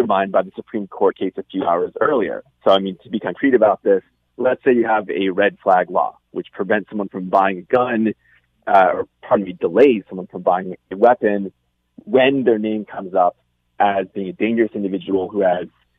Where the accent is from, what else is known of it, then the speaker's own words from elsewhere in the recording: United States; moved away; my home country